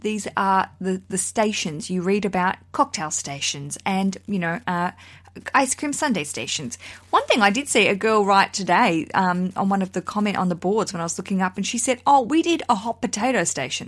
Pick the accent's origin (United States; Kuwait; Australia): Australia; now in United Kingdom; I'm broadcasting from the U K. I'm an Australian